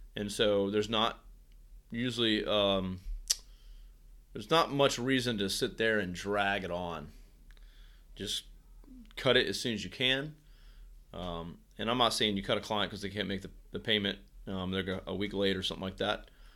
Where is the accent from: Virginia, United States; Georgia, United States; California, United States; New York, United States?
Virginia, United States; moved away as an adult; now in Virginia Beach, United States; back in my hometown. Uh, Shinkantaga in Virginia is where I'm from